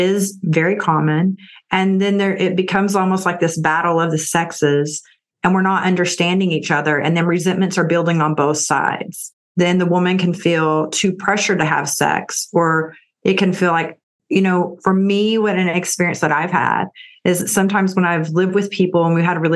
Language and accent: English; Texas, United States; also born or lived in California; I'm from Texas, and Austin is kind of like the California of Texas.